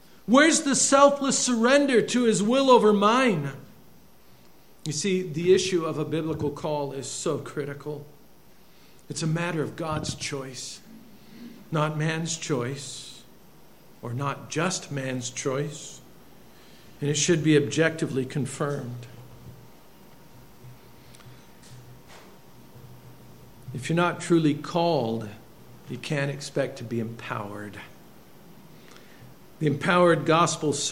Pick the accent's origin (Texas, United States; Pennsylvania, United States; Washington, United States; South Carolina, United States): Washington, United States; Bremerton; moved away; I'm from Bremerton, Washington